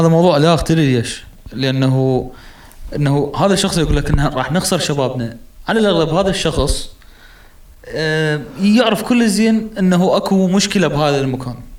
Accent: Iraq; إحنا كنا العراقيين الوحيدين

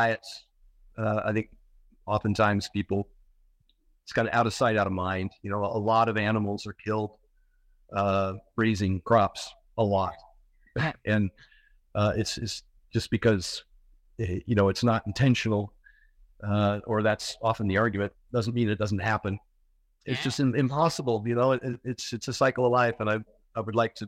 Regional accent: Oregon, United States; I grew up in Oregon

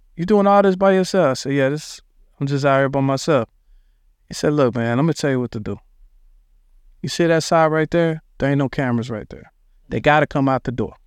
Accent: Dallas, Texas, United States; also born or lived in Philadelphia, Pennsylvania; we moved into a spot in Dallas called Oak Cliff

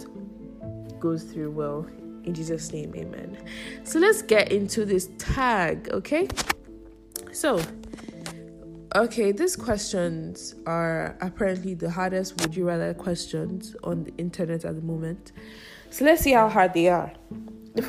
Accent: Nigeria; I'm a Nigerian

